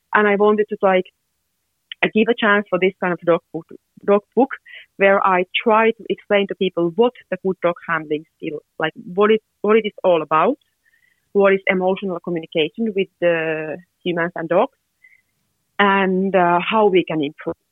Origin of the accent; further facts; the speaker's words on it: Finland; I'm from Finland.